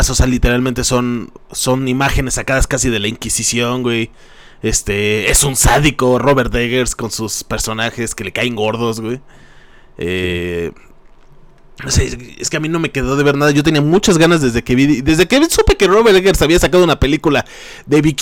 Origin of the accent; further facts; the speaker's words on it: State of Mexico, Mexico; nosotros que somos del Estado de México